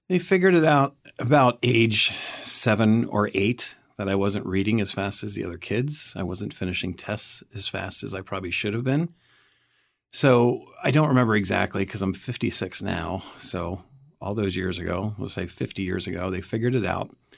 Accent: Camp Hill, Pennsylvania, United States; I grew up near Harrisburg, Pennsylvania, a town called Camp Hill

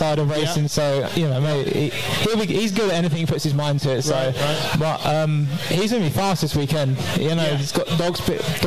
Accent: England, United Kingdom

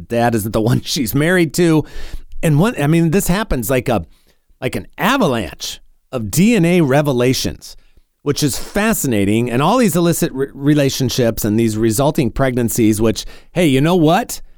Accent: North Carolina, United States; my home state here in North Carolina

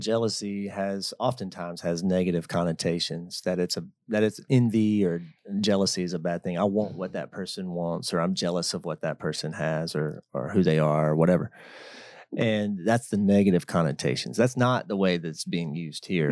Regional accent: Georgia, United States; living in my hometown

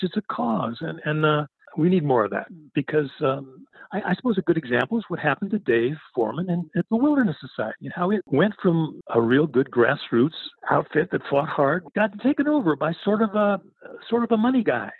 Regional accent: Berkeley, California, United States; I grew up in Berkeley during the People's Park and the and the Mario Savio movement

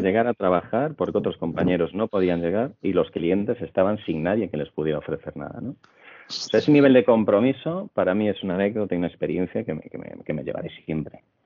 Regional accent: Santiago de Compostela, Galicia, Spain; moved away as an adult; also born or lived in England; now in Madrid, Spain; soy gallego de Santiago de Compostela

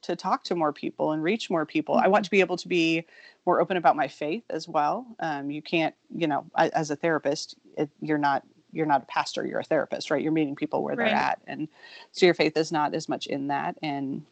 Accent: Kansas City, Missouri, United States; I was raised in Kansas City, Missouri

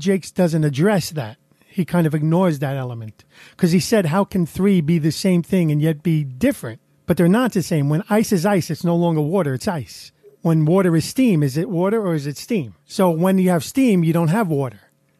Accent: New York City, New York, United States; accent: Brooklyn; Half Irish, you're half Italian, Irish. So I'm from Brooklyn, so you get the Brooklyn accent.

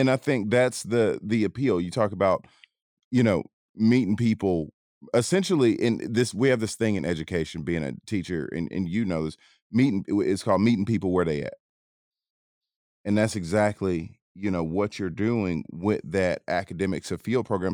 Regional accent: Atlanta, Georgia, United States; I grew up in Atlanta

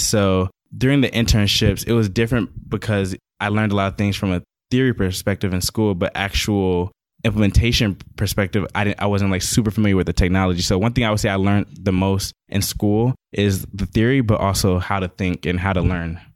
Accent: Atlanta, Georgia, United States; also born or lived in Boston, Massachusetts; I consider myself an ATL

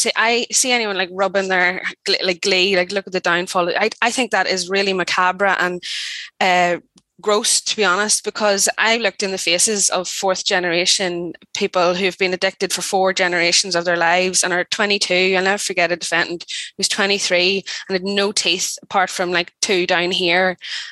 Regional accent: Ireland; because the UK is me and I'm Irish. So yeah.

